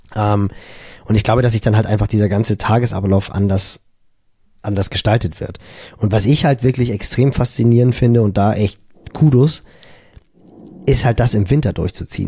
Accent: Germany; bei uns in Deutschland

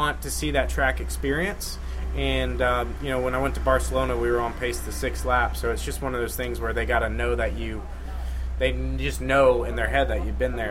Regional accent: United States; I am American

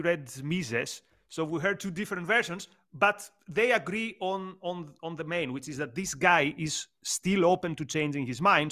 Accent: Greece; moved away as an adult; also born or lived in United Kingdom; I come from Greece, a country with a similar political trajectory with Argentina

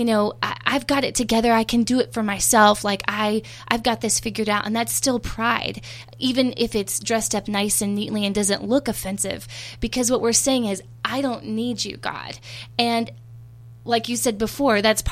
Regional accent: Texas, United States; I'm from Texas

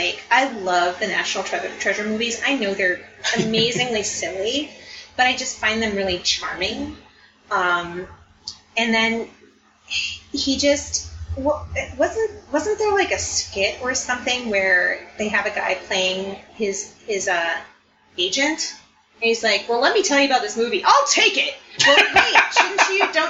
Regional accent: Minnesota, United States; I'm from Minnesota

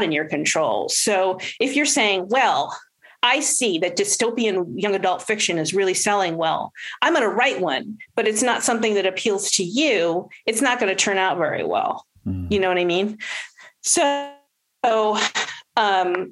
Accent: Los Angeles, California, United States; We're both from Los Angeles

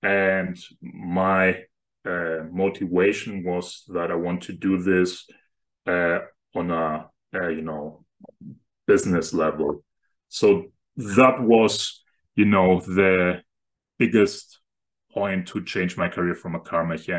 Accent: Germany; I'm currently originally from Germany. And right now I'm working as a cloud engineer.

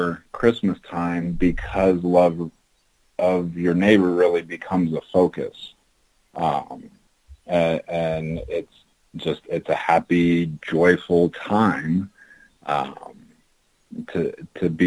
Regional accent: Kansas, United States; I'm originally from Kansas

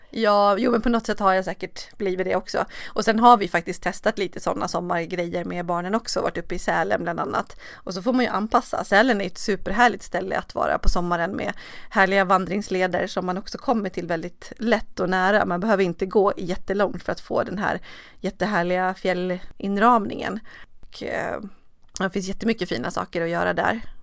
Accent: Borlänge, Dalarna County, Sweden; now in Stockholm, Sweden; Borlänge som är min hemstad

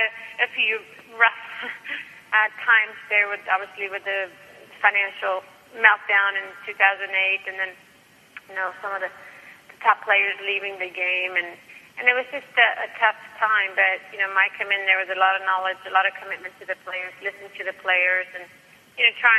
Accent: Stockholm, Stockholm County, Sweden; moved away as an adult; I came from Sweden, from Stockholm

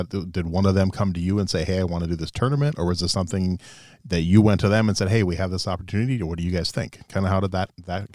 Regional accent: Little Falls, Minnesota, United States; now in Moorhead, United States; I grew up in Little Falls, Minnesota

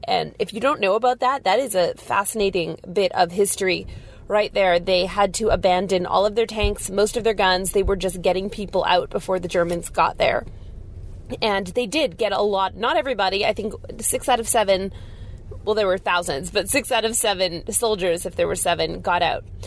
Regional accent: Canada; I said I was from Canada

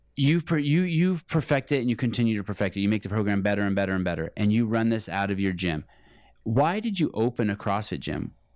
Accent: Berkeley, California, United States; I'm from, I'm from Berkeley.

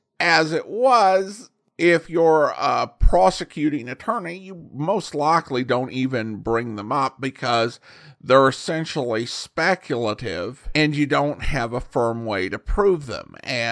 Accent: California, United States; I was born and raised in Calaveras County, home of Mark Twain's celebrated Jumping Frog. Many areas of the county are quite remote with few or no roads, and difficult to access in the best of weather.

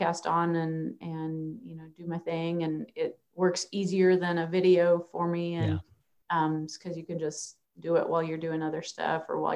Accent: Minnesota, United States; now in Nebraska, United States; I grew up in Minnesota

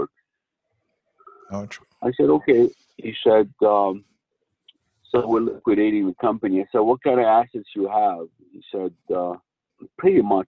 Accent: United States; I don't speak German. I'm an American national

